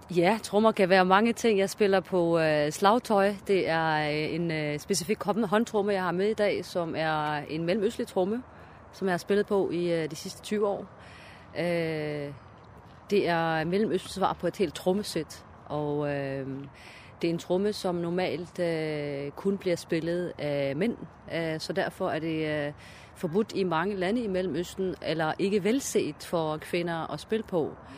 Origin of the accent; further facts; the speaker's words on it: Aarhus, Central Denmark Region, Denmark; jeg er opvokset i Gellerupparken.